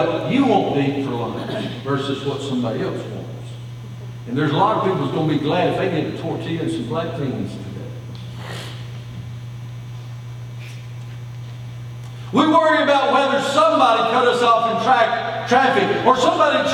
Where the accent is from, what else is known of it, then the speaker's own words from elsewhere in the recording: United States; born and raised in the United States of America